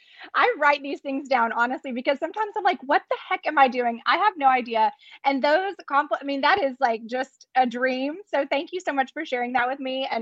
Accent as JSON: {"language": "English", "region": "Arkansas", "country": "United States", "moved": "as an adult", "lives_now": "Dallas, United States", "said": "I'm from Arkansas, but I came to Dallas for my medical residency"}